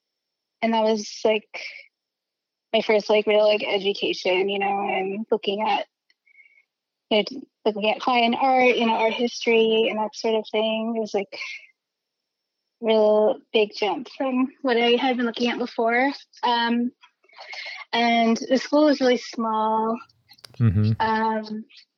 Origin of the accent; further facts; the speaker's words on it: a suburb outside of Philadelphia, Pennsylvania, United States; moved away as an adult; now in New York, United States; I grew up in a suburb outside of Philly